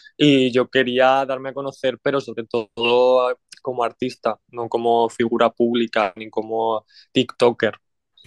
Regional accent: Orihuela, Valencian Community, Spain; Soy de la comunidad valenciana, soy de Orihuela, que está en la comunidad valenciana.

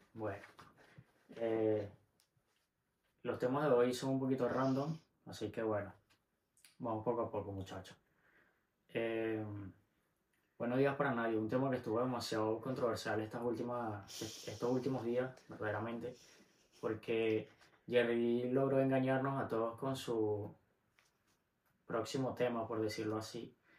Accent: Venezuela; moved away

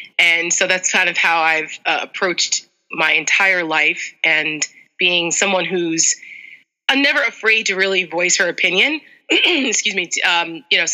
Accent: New Jersey, United States; moved away as an adult; now in Northern Virginia, United States; I grew up in North Jersey, so I'm a very, very proud Jersey girl

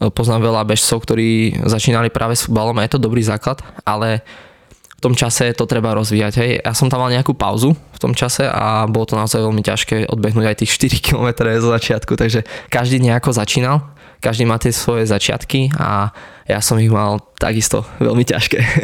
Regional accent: Hozelec, Prešov Region, Slovakia; obyčajný chalan z Potatier, pochádzam z Hozelca

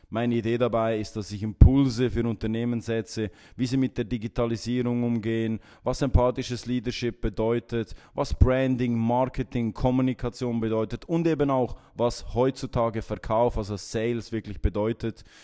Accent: Gränichen, Aargau, Switzerland; born there; 33 Jahre jung geboren in Gränichen im Kanton Aargau

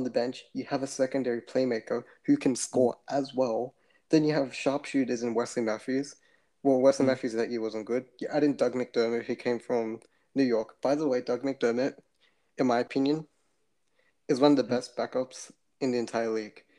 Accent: Australia; I'm from Australia

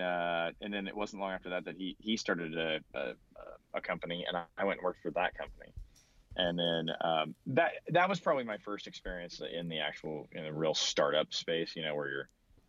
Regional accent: Kansas, United States; I grew up in a small town in Kansas.

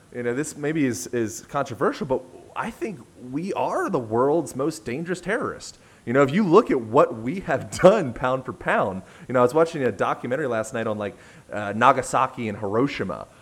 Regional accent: United States; I'm an American

